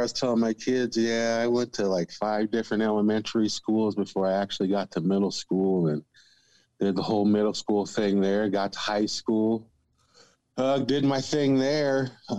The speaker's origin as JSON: {"language": "English", "region": "California", "country": "United States", "tie": "born there", "said": "I grew up a military kid. I was born in California"}